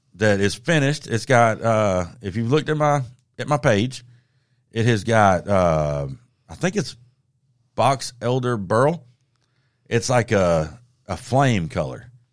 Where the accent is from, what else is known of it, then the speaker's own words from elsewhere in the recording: the South, United States; growing up in the South